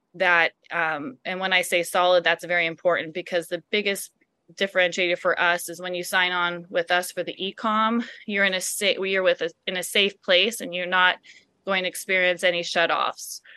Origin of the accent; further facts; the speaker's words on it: Silicon Valley, California, United States; growing up in the Silicon Valley